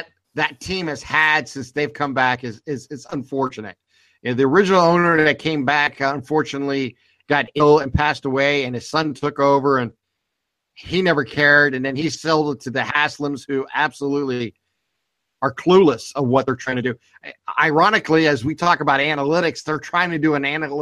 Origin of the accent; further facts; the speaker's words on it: Youngstown, Ohio, United States; I'm from Youngstown, Ohio